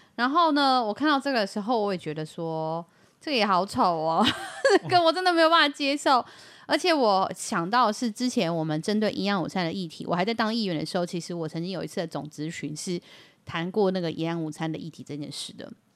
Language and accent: Chinese; Yilan County, Taiwan; 都不用问过我们宜兰人就对了